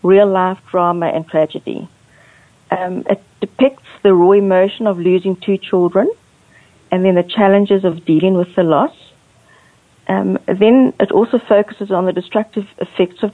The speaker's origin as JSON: {"language": "English", "country": "South Africa", "tie": "born or raised there", "also_born_or_lived": "Angola / Port Elizabeth, South Africa", "said": "I was born in Angola, which is on the west coast of Africa, but I was raised in South Africa"}